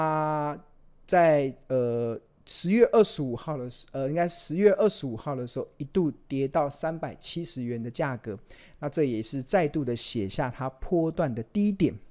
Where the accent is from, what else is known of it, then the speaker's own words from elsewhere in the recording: Taiwan; born there; 我们生在台湾，我们我们也不会移民到国外去。